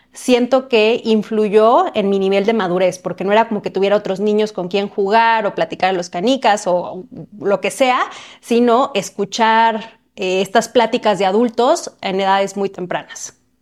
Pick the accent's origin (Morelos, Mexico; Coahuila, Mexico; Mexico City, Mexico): Morelos, Mexico; Cuernavaca; yo nací en una ciudad muy cerca de Ciudad de México que se llama Cuernavaca